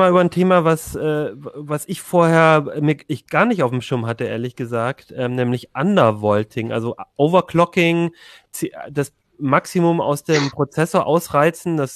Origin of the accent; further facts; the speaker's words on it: Ulm, Baden-Württemberg, Germany; Also ich komme aus Ulm zum Beispiel und es liegt halt so äh